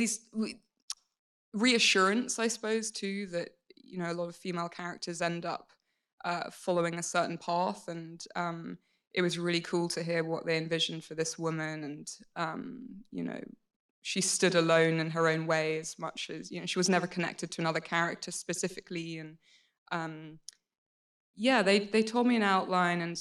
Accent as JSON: {"language": "English", "country": "United Kingdom", "said": "being British"}